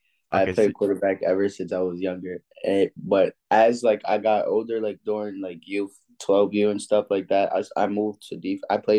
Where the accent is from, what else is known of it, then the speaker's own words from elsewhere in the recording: New York, United States; also born or lived in Atlanta; Well, I'm originally from New York.